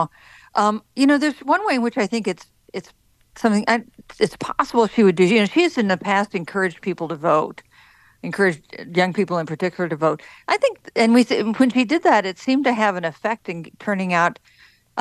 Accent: Wichita, Kansas, United States; I was born and raised in Wichita, so the Chiefs are sort of in the neighborhood

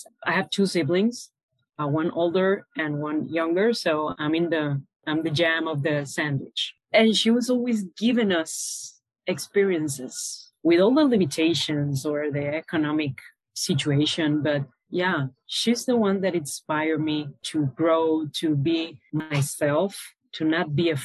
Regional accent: Caracas, Capital District, Venezuela; moved away as an adult; now in Panama; So I was born and raised in Venezuela, in Caracas, the capital city.

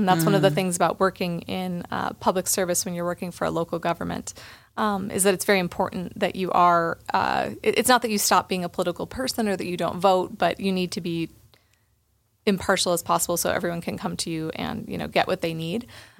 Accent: Boulder, Colorado, United States; Yes, yeah, a native of the district, actually. So I was born in Boulder Community Hospital back in 1982.

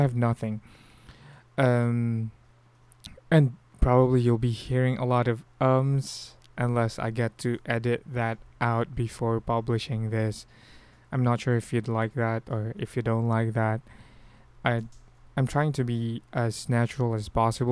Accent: Philippines; accent: Filipino; we actually have a very strong Filipino accent

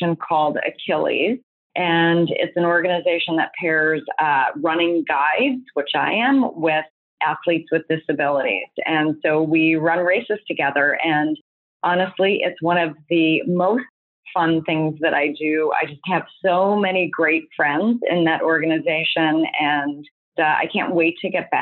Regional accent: United States; also born or lived in Canada; I'm American.

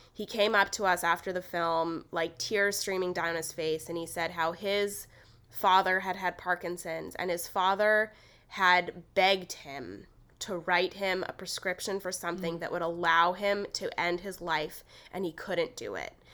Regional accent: Los Angeles, California, United States; I actually grew up in L A. Like, I grew up in East L A in the suburbs

